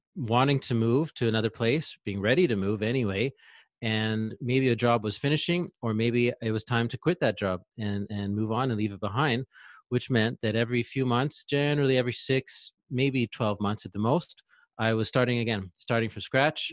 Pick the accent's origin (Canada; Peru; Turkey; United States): Canada; Ontario; moved away as an adult; I'm from Ontario, Eastern Canada